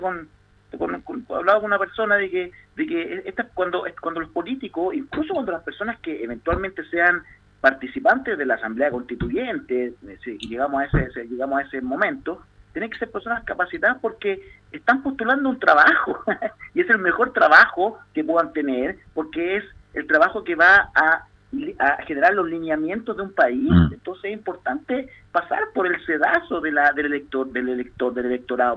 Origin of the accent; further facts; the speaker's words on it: Chile; somos chilenos